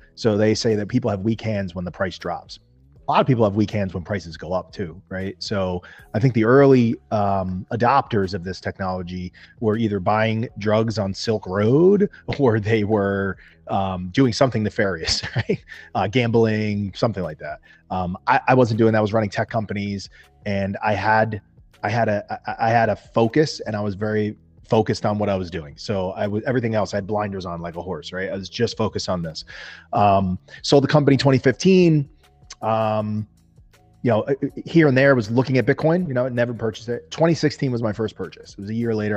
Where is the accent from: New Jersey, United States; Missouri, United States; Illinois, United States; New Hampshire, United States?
New Jersey, United States; I am from New, New Jersey in the United States of America.